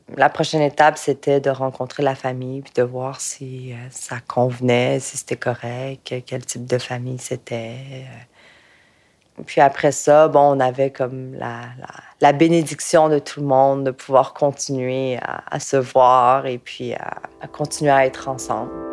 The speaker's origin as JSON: {"language": "French", "region": "Quebec", "country": "Canada", "tie": "born or raised there", "said": "je suis née au Québec"}